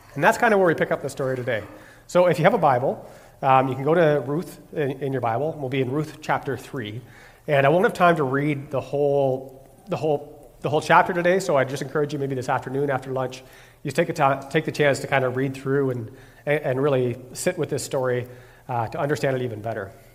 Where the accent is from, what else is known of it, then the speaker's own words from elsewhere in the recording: Ontario, Canada; moved away as an adult; also born or lived in Quebec City; I'm originally from Ontario, and when I finished school, I moved to Quebec City.